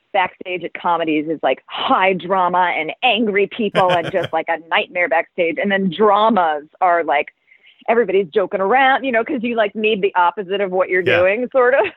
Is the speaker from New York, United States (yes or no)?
no; Worthington, Ohio, United States; moved away; I grew up in Ohio